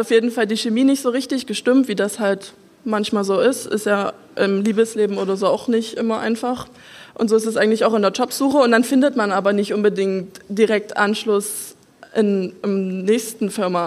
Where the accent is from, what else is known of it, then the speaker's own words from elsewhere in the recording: Saxony, Germany; also born or lived in Salzburg; ich bin gebürtige Sächsin ich stehe da auch voll dazu. Also ich komme aus einem kleinen Dorf, hier eine halbe Stunde weg von Dresden